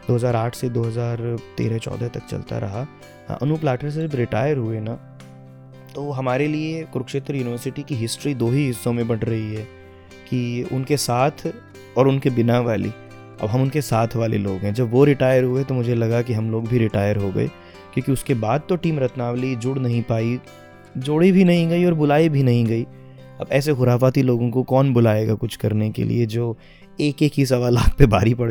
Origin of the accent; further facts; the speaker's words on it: Ratia, Haryana, India; first language Haryanvi; क्योंकि मैं रतिया में पला बड़ा और हरियाणवी के साथ में घर से तो बिल्कुल मातृभाषा माँ बोली है